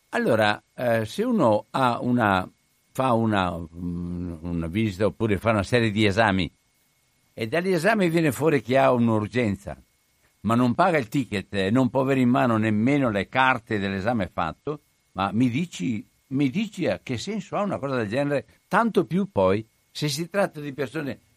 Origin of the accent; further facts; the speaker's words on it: Cittadella, Veneto, Italy; Cioè, sono di Cittadella, non vado a farmi le analisi a Padova.